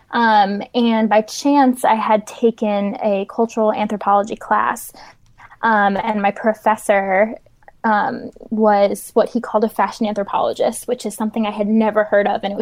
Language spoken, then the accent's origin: English; New Jersey, United States; also born or lived in Pennsylvania; now in Charlotte, United States; Um, I'm originally from New Jersey, um, Pennsylvania. I kind of grew up back and forth between the two, and I'm now located in Charlotte, North Carolina.